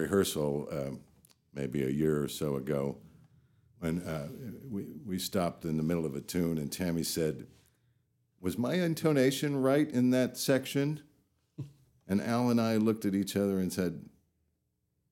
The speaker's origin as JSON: {"language": "English", "town": "Los Angeles", "region": "California", "country": "United States", "tie": "born or raised there", "moved": "yes", "said": "I was raised in Los Angeles"}